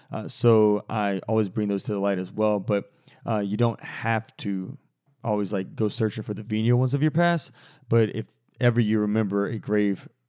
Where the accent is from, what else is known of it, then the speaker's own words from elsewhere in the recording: Midwest, United States; I was raised in the Midwest and was very unfamiliar with the Catholic faith.